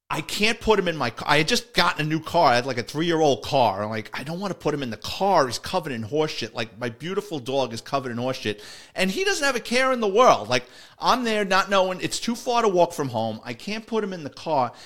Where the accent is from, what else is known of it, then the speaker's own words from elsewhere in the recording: New York City, New York, United States; as a kid growing up in the Bronx